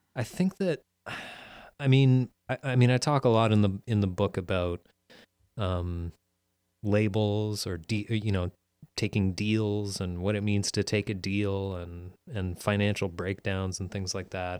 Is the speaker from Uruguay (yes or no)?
no; Peterborough, Ontario, Canada; moved away; also born or lived in Ottawa; in my hometown in Peterborough